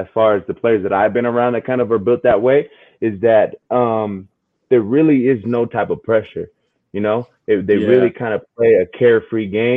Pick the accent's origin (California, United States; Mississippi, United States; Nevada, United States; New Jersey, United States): California, United States; Los Angeles; moved away as an adult; now in Montana, United States; I was born and raised in California, Los Angeles